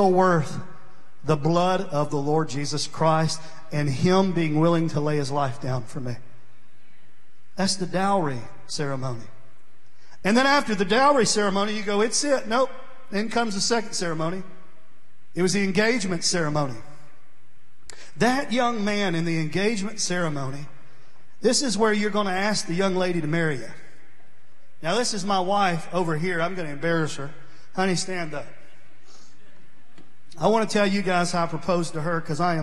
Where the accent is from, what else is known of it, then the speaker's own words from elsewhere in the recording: New Johnsonville, Tennessee, United States; I grew up in Vegas, New Johnsonville, Tennessee. Down there it is. You got eaten up with mosquitoes.